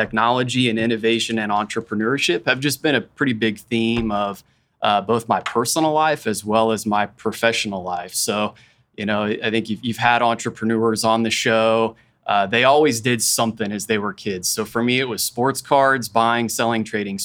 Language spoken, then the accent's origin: English; Wichita, Kansas, United States; also born or lived in Haysville, Kansas / Andover, Kansas / Rose Hill, Kansas; I'm from Wichita. For folks that are in the area, like I started in Hayesville. I went to USD 259. I went to Andover schools. I went to Rose Hill schools. I went to Wichita State